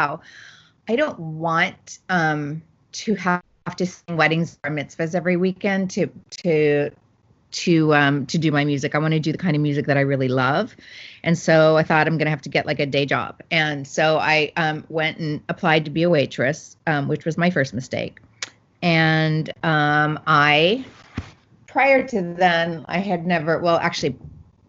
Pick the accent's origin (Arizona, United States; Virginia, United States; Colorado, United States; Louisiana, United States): Arizona, United States; Phoenix; I grew up in Phoenix, Arizona